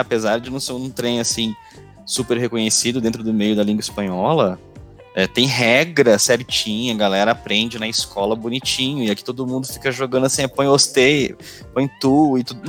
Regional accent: Brazil; first language Portuguese; o nosso português aqui no Brasil

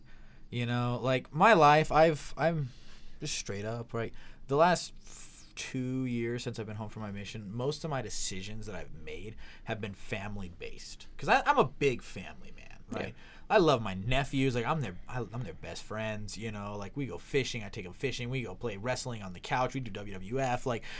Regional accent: Blackfoot, Idaho, United States; It's my hometown, baby.

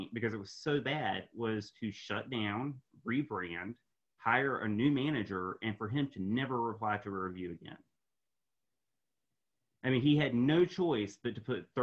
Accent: Raleigh, North Carolina, United States; here in my hometown, Raleigh, North Carolina

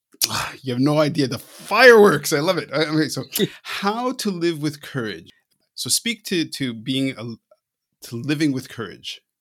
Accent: Canada; I'm Canadian

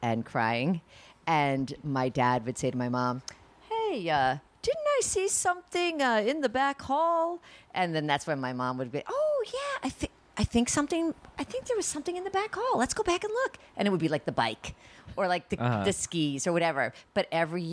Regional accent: Boston, Massachusetts, United States; born or raised there

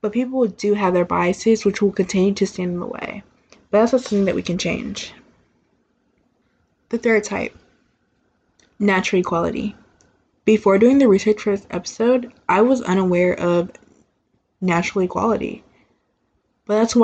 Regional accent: Texas, United States; I'm from Texas

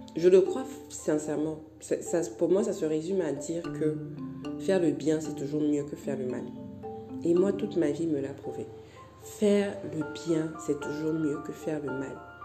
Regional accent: Cameroon; je suis camerounaise

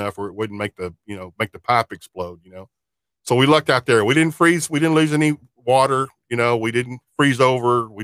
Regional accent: small town south of Fort Worth, Texas, United States; I'm a lifelong resident of Fort Worth, Texas. I was born in Fort Worth. Now, I grew up in a little small town kind of south of Fort Worth as a kid.

